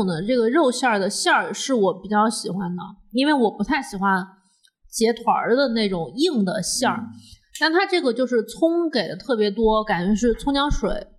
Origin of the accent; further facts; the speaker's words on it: southern China, China; now in Beijing, China; 我作为一个南方人